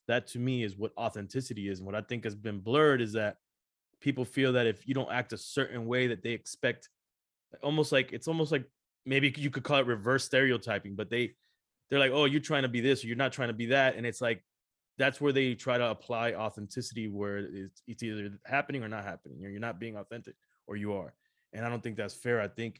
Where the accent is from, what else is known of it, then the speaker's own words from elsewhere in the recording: Los Angeles, California, United States; now in Miami, United States; I was born in Los Angeles, California. Mm-hmm. My parents are Cuban, my whole family, you know, Cuban. And I'm born in LA, where it's majority Mexicans.